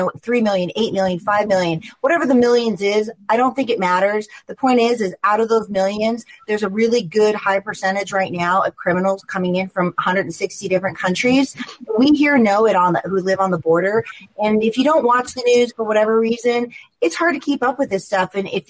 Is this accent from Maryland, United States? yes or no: no; Oregon, United States; now in Scottsdale, United States; I've been here 25 years. I came from Oregon, and we know what has happened there, right? So I moved to Arizona for many reasons, mostly the weather.